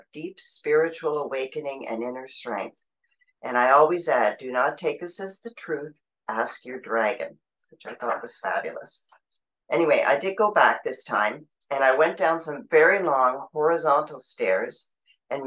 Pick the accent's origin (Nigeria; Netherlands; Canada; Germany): Canada; Ottawa, Ontario; I'm from Ottawa, Canada